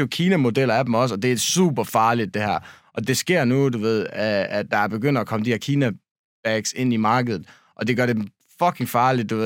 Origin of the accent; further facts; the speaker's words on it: Denmark; vi er de eneste danskere